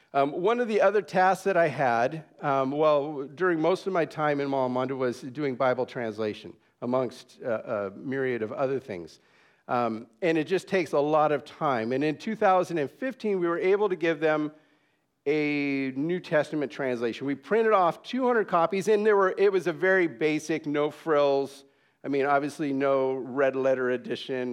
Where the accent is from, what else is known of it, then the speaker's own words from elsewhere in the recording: San Jose, California, United States; also born or lived in Dallas; now in Papua New Guinea; I grew up in San Jose, California